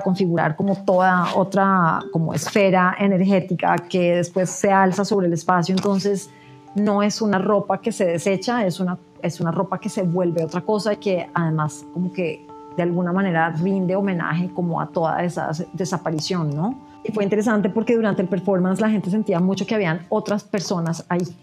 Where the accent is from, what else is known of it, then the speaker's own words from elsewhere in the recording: Colombia; ser lo que yo soy en una sociedad como la colombiana